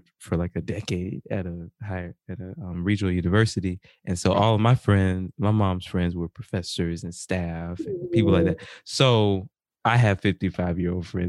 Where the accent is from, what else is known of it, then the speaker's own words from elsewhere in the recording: South Carolina, United States; moved away as an adult; I'm from South Carolina. Yeah. I'm from South Carolina.